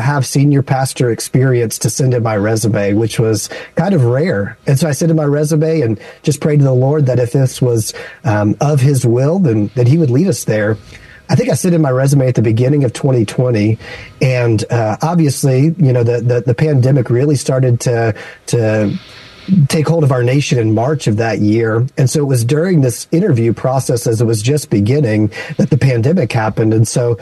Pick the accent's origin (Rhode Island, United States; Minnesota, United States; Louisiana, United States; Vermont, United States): Louisiana, United States; Baton Rouge; moved away as an adult; also born or lived in Las Vegas; now in San Francisco, United States; my wife and I grew up in Baton Rouge, Louisiana, and we met at church and got married in our home church.